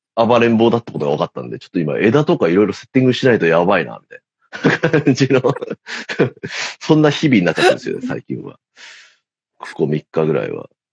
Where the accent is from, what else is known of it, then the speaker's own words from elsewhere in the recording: Tokyo, Japan; 俺、あの、大森ってとこ出身なんですけど